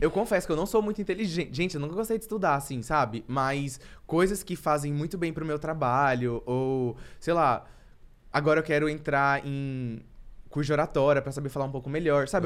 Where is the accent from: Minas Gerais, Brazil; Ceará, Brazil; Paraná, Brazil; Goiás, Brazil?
Goiás, Brazil; Anápolis; moved away as an adult; also born or lived in Florianópolis; now in São Paulo, Brazil; eu vim de Anápolis